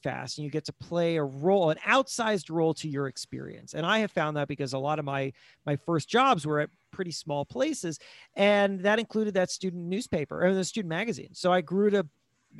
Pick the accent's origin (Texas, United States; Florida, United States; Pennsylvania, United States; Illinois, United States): Florida, United States; South; moved away as an adult; also born or lived in Worcester, Massachusetts; now in New York, United States; I grew up in South Florida